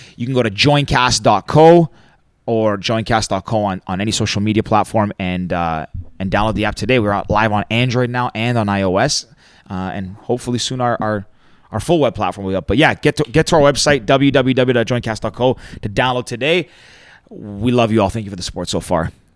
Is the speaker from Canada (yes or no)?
yes; Mississauga, Ontario, Canada; now in Toronto, Canada; I grew up in Mississauga.